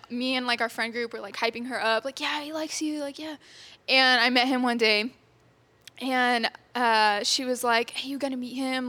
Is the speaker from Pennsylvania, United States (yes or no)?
no; Texas, United States; I grew up in Texas. I've been here my whole life. I've never moved or anything